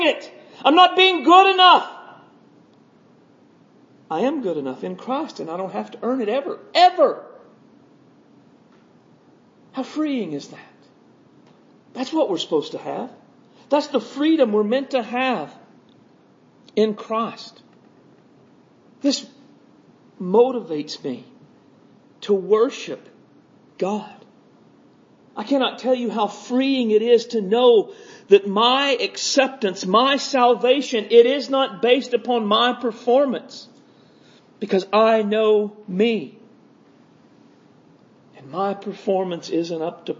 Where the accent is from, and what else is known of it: United States